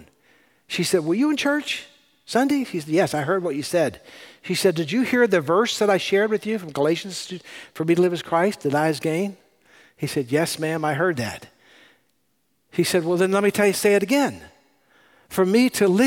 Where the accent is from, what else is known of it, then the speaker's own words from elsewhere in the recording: California, United States; I'm from California.